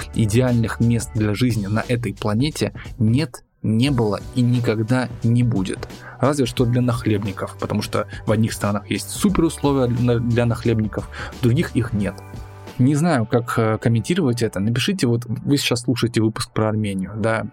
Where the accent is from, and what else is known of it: Russia